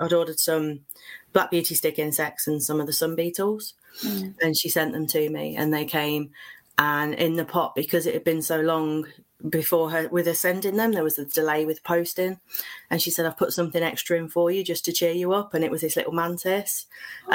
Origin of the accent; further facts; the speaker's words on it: Midlands, United Kingdom; Live in the Midlands. Been here most of my life, moved away and came back